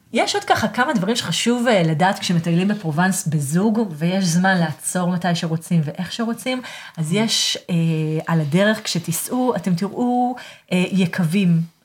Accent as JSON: {"language": "Hebrew", "country": "Israel", "moved": "yes", "lives_now": "Aix-en-Provence, France", "said": "אני גרה כאן באקסן פרובנס ואני מישראל."}